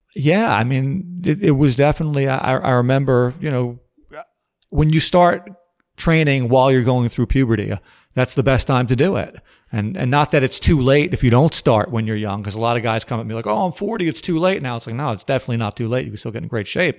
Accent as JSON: {"language": "English", "town": "New York City", "region": "New York", "country": "United States", "tie": "born or raised there", "said": "I was born in Brooklyn, New York in the summer of nineteen seventy-nine"}